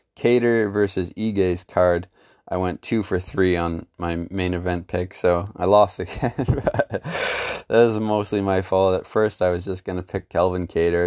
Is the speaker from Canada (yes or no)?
yes; Canada; as a Canadian MMA fan